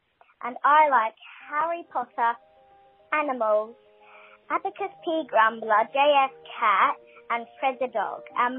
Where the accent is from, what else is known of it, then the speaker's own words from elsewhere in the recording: Australia; And I'm from Australia.